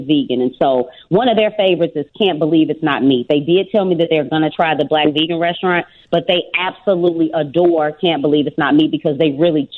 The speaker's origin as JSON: {"language": "English", "town": "Memphis", "region": "Tennessee", "country": "United States", "moved": "yes", "lives_now": "Chicago, United States", "said": "I'm originally from Memphis, Tennessee, so that's the home of barbecue"}